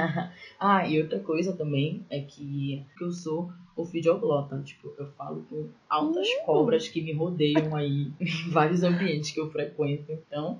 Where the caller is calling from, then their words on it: Belém, Pará, Brazil; eu falo de Belém.